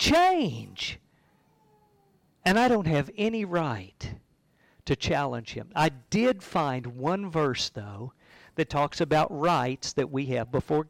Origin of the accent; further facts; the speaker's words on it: United States; I carry an American passport. And I have some rights as an American citizen.